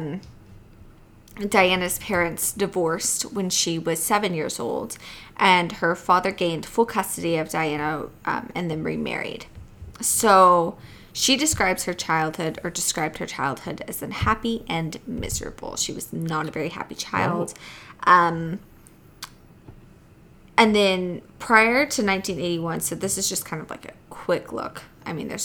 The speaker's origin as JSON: {"language": "English", "region": "Texas", "country": "United States", "also_born_or_lived": "South Dakota", "said": "we were in Texas"}